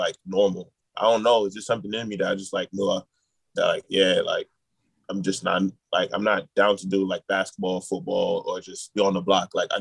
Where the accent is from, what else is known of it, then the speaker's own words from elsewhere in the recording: New York City, New York, United States; Growing up in Queens